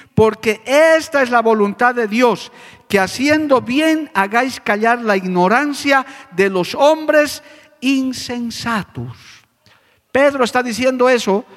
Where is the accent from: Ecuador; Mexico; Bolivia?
Bolivia; La Paz; moved away as an adult; now in Cochabamba, Bolivia; mi ciudad natal, a La Paz